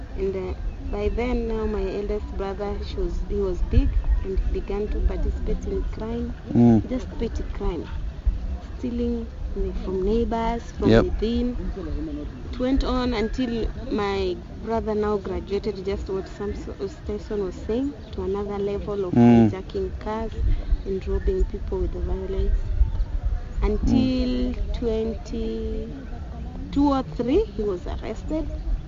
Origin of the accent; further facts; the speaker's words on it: Nairobi, Kenya; I was born and raised in Korogosho.